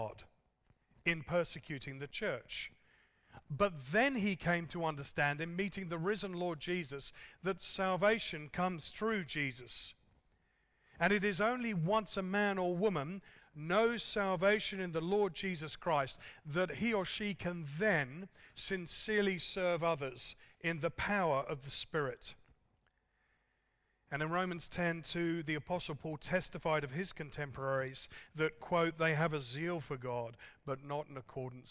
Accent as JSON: {"language": "English", "region": "England", "country": "United Kingdom", "moved": "yes", "said": "I'm an Englishman"}